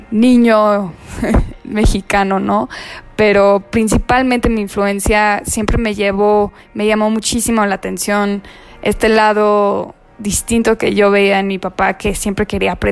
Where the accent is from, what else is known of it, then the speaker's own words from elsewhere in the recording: Puerto Rico; yo como niña puertorriqueña